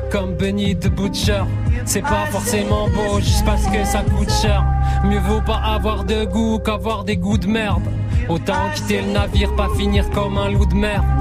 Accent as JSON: {"language": "French", "region": "eastern France", "country": "France", "said": "notre pote de, longue date, de là, d'où l'on vient, de l'Est de la France."}